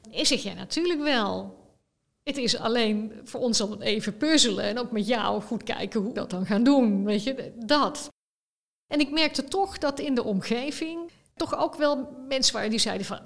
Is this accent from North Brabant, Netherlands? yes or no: yes; Roosendaal, North Brabant, Netherlands; also born or lived in Leiden; Ik ben geboren in Rozendaal. dat is hier vlakbij.